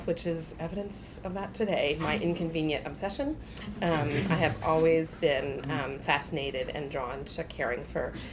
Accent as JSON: {"language": "English", "region": "Michigan", "country": "United States", "tie": "born or raised there", "said": "I grew up in the Midwest in Michigan"}